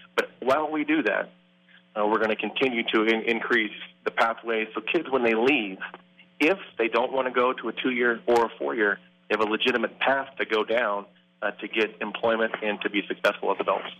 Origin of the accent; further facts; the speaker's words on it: Midwest, United States; now in San Dimas, United States; I'm from the Midwest, uh, small town in the Midwest